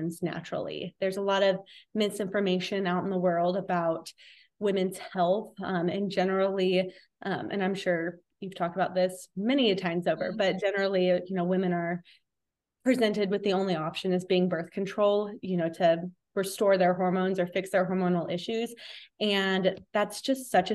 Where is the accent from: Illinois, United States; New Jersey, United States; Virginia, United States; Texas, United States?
Texas, United States; moved away as an adult; also born or lived in Houston area; now in Florida, United States; We're from Texas originally, so born and raised there my whole life